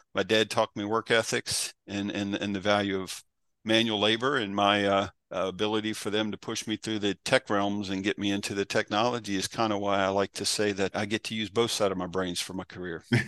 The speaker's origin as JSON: {"language": "English", "town": "Berryville", "region": "Virginia", "country": "United States", "tie": "born or raised there", "also_born_or_lived": "Arlington, Virginia", "said": "grew up, the cattle farm was in Berryville, born in Arlington"}